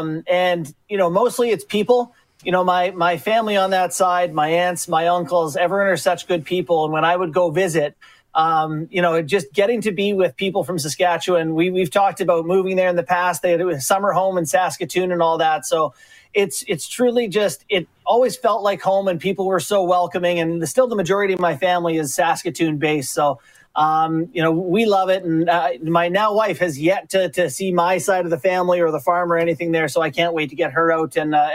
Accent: Long Island, New York, United States; born there; I was born in Long Island, yeah.

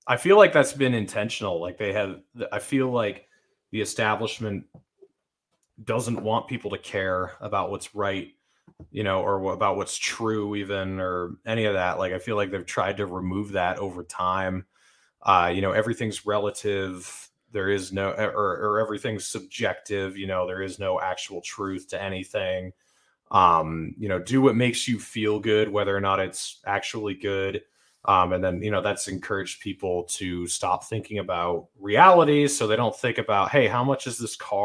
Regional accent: Utah, United States; I'm from Utah, and there's no turmoil in Utah, really.

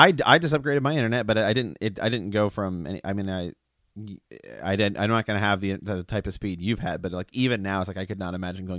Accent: Ohio, United States; We're from Ohio. Ohio's got some backwoods.

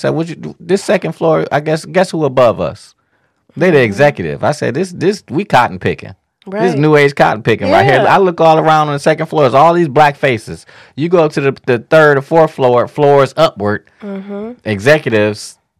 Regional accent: Midwest, United States; I mean, we're from the Midwest, and the Midwest was built upon

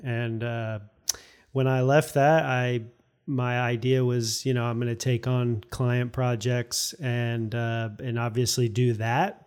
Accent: St. Petersburg, Florida, United States; moved away as an adult; also born or lived in Fairfax, Virginia; now in Arlington, United States; I was born and raised in Saint Petersburg, Florida

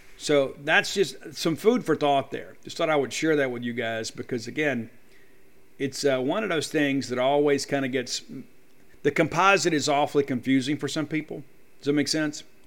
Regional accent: South Mississippi, United States; When I was a young man growing up in South Mississippi

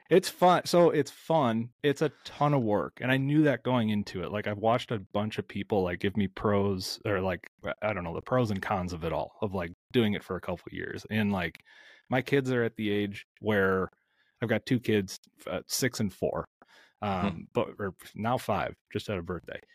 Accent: outside of the Twin Cities in Minnesota, United States; I am smack dab in the heart of the Midwest, uh, outside of the Twin Cities in Minnesota

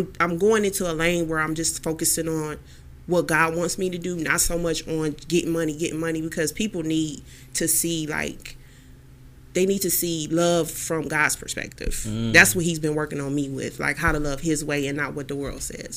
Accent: Houston, Texas, United States; now in Cleveland, United States; I'm here in Cleveland, Ohio now. I'm from Houston, Texas

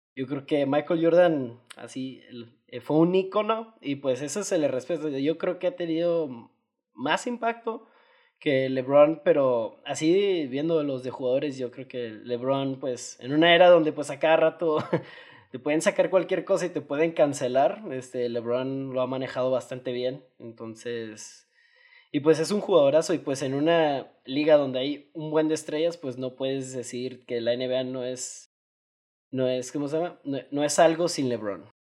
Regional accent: Mexico; como buen mexicano

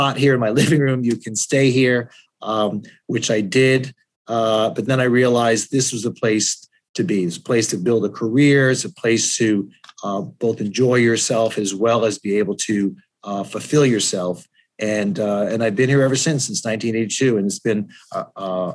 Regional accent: Connecticut, United States; moved away as an adult; also born or lived in Boston, Massachusetts / Florida; now in Fort Lauderdale, United States; I'm originally from Connecticut. I was born there and went to college at Boston University

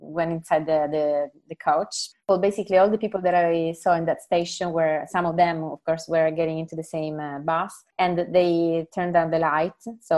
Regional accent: Sicily, Italy; English is a second language; I come from Sicily.

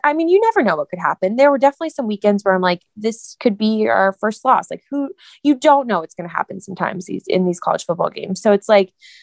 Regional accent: Georgia, United States; I'm from Georgia.

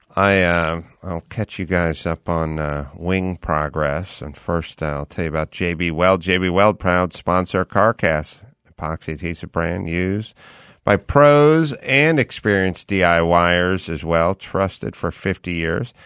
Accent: Los Angeles, California, United States; born or raised there

